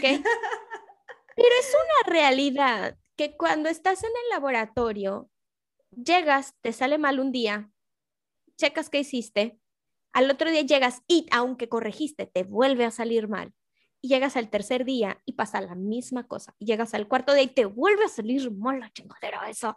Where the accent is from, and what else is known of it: Mexico